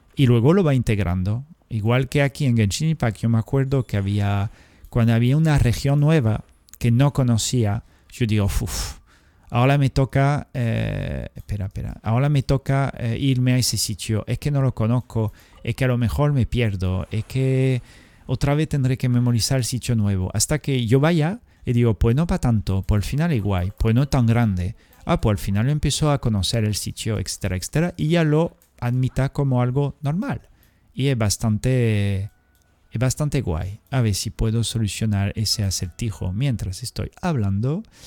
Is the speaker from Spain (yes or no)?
yes; Spain; nosotros tenemos Andalucía y, la zona, yo qué sé, por la eh, Cataluña